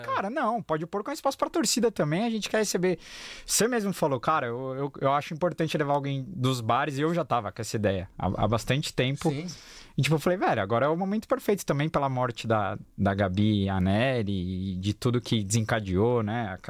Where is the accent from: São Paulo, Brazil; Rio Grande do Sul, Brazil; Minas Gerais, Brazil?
São Paulo, Brazil; ABC Paulista; eu sou do ABC.